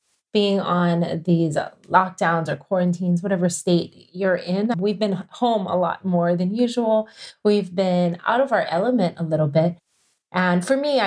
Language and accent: English; Kailua-Kona, Hawaii, United States; coming to you from my hometown, Kailua Kona, Hawaii.